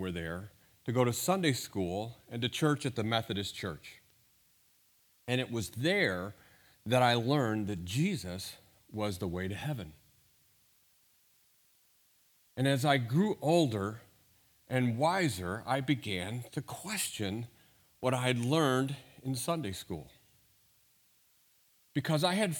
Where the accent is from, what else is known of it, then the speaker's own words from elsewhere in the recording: St. Louis, Missouri, United States; I grew up in St. Louis